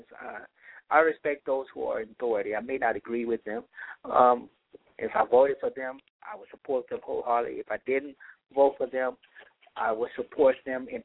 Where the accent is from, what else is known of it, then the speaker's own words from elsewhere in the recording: Louisiana, United States; Louisiana, my home state